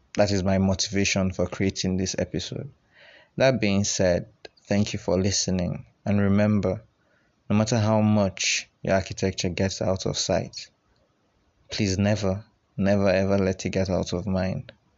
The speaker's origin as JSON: {"language": "English", "country": "Nigeria", "said": "us as young Nigerian architects"}